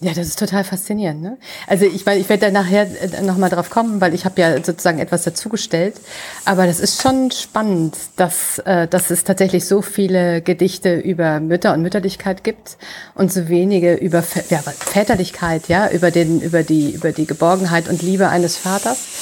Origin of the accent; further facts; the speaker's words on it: near Velbert, North Rhine-Westphalia, Germany; in Felbert im Rheinland, äh, auch nur ein Steinwurf sozusagen von meinem Geburtsort entfernt